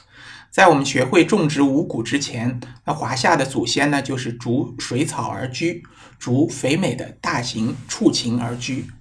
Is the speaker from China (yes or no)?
yes; China; 我们中国人